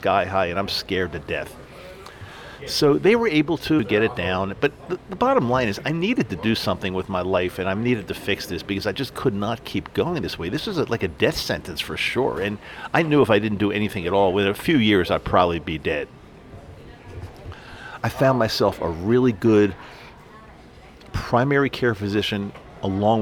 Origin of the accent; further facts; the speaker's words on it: East Coast, United States; moved away as an adult; now in Salt Lake City, United States; I grew up on the East Coast, lived on the East Coast my entire life